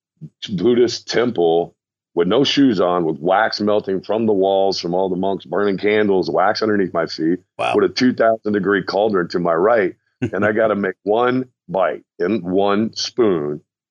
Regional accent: the Midwest on the Ohio River, United States; growing up in the Midwest on the Ohio River

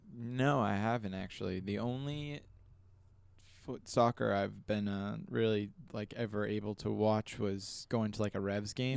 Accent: United States; I'm an American

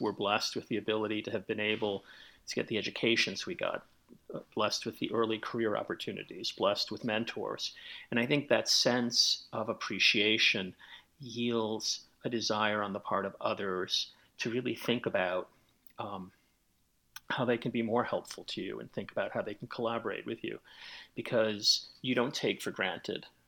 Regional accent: New York City, New York, United States; I grew up in the South Bronx back in the 1960s and 1970s

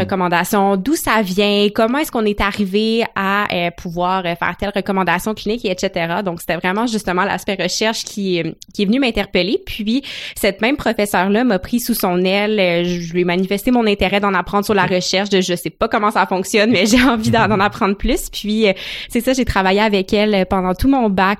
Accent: Gatineau, Quebec, Canada; moved away as an adult; also born or lived in Ottawa; now in Montreal, Canada; je suis originaire de Gatineau, donc j'ai passé toute ma vie à Gatineau, Ottawa

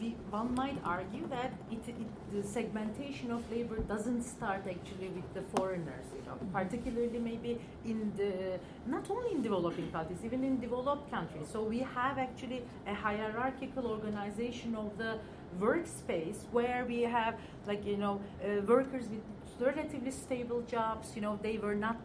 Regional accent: Ankara, Turkey; I come from Ankara

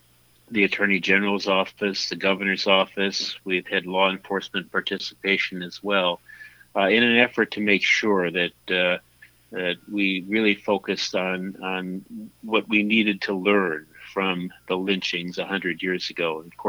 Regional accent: Minnesota, United States; I grew up in Minnesota

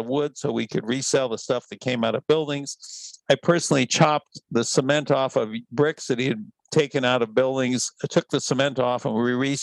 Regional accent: El Monte, California, United States; also born or lived in West Covina; I was actually in a town called El Monte, which is about 15 miles east of LA on Highway 10

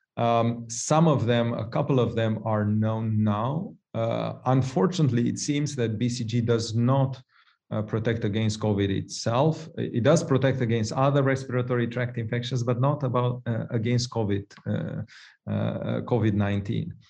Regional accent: Romania; moved away; I'm from Romania originally myself

